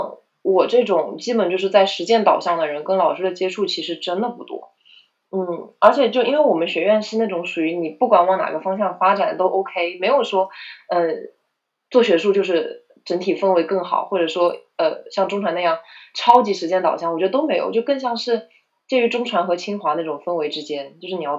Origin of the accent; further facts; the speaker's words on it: South Korea; Chinese is a second language; 啊，对我们，而且我们韩国人巨多，就一一一个届可能有六十个韩国留学生这样子，对。